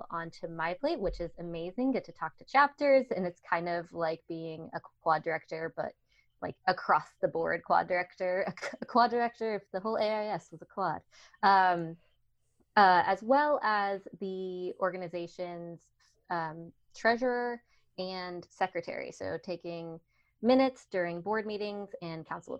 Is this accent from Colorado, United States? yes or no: yes; Colorado, United States; also born or lived in Washington State; I'm a Coloradan through and through. I've lived all over Colorado